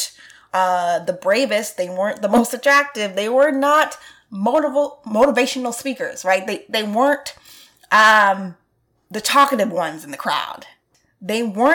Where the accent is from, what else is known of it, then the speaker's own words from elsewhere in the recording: New York City, New York, United States; I'm from Brooklyn, so I can remember being on the train